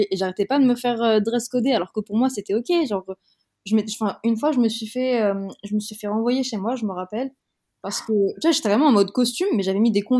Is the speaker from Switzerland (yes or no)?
no; France; accent: French; première langue c'était le français parce que c'est vrai et que aussi j'ai la, nationalité française, que j'ai grandi en France